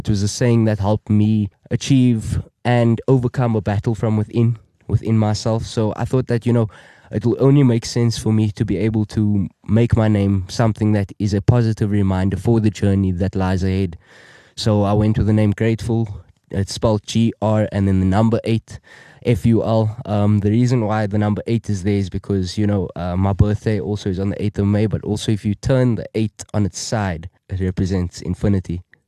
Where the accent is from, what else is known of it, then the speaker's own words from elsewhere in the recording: Cape Town, Western Cape, South Africa; I'm from around the corner, Cape Town, South Africa. I grew up in Cape Town, around the southern suburbs, Wynberg area, spent majority of my life and my childhood around that area.